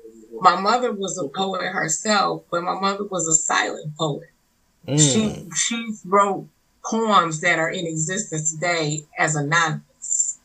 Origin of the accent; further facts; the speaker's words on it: Detroit, Michigan, United States; also born or lived in New Orleans, Louisiana; now in Ohio, United States; Detroit raised, and now I'm in Ohio.